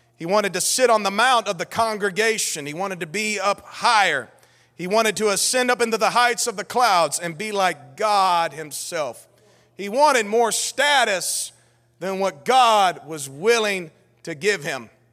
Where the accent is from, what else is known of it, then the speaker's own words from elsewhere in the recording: United States; we're American